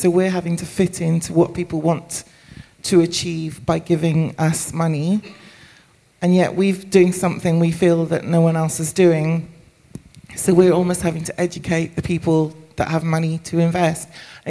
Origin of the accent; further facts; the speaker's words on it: Swansea, Wales, United Kingdom; I'm from Swansea, so the other side of the border.